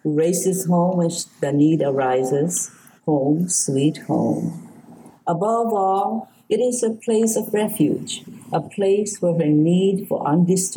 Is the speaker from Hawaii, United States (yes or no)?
yes; Kapoho, Hawaii, United States; also born or lived in Michigan; now in Sacramento, United States; I was born in Hawaii, in a very small village on the Big Island. We had no electricity.